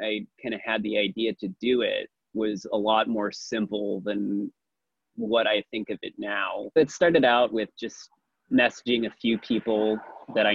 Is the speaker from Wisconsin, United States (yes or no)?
yes; Milwaukee, Wisconsin, United States; also born or lived in Eugene, Oregon; now in Portland, United States; I'm originally from Milwaukee, Wisconsin.